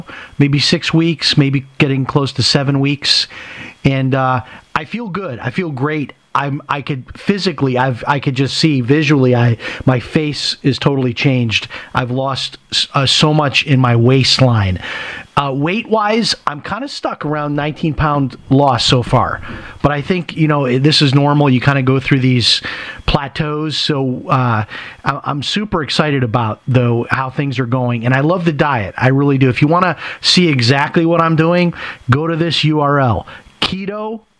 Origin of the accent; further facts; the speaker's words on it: Chicago, Illinois, United States; I grew up in Chicago. I remember going to Aldi's as a kid. This is not the same Aldi's I went to when I was in Chicago.